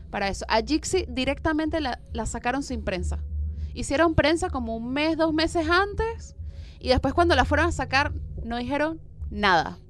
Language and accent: Spanish; Venezuela; now in Argentina; yo soy venezolana